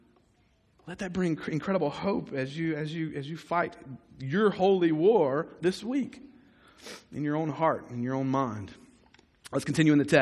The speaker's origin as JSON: {"language": "English", "country": "United States"}